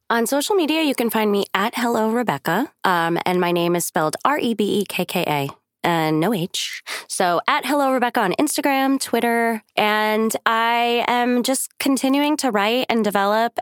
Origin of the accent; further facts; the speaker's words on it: New York City, New York, United States; moved away; I'm from New York, and the bagels, like, in Staten Island, where I'm from